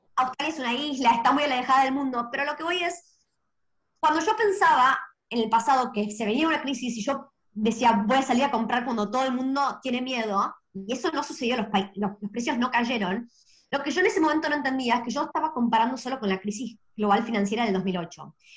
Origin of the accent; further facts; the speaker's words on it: Argentina; moved away; Yo me crecí en Argentina